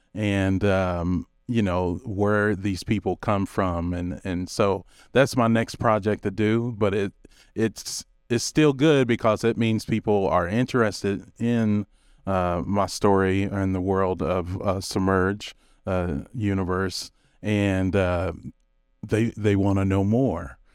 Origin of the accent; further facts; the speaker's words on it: Kentucky, United States; moved away; I'm originally from Kentucky